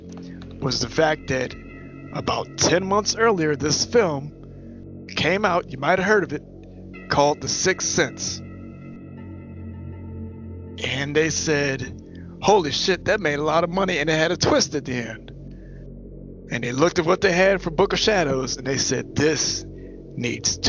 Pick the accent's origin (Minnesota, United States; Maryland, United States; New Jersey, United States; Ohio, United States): Maryland, United States; also born or lived in Pittsburgh; I'm from Maryland